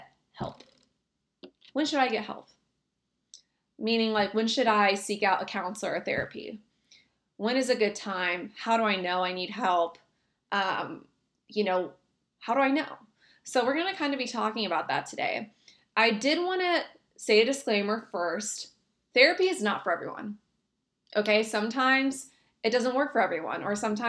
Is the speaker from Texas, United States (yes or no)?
yes; Texas, United States; I was born in Texas on the border